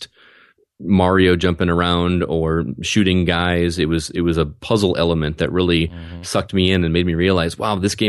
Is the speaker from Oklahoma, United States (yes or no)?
no; Wisconsin, United States; now in Rockford, United States; I grew up in Wisconsin, and living in Bear Country